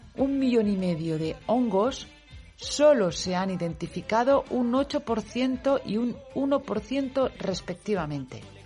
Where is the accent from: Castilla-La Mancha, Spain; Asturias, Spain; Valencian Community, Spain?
Valencian Community, Spain; Valencian speaker; Yo soy valenciano parlante, lo sabéis pero también soy castellano parlante